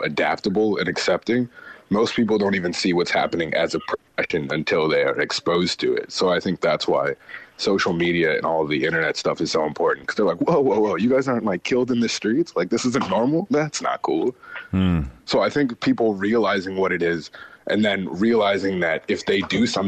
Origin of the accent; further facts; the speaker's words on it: United States; growing up in America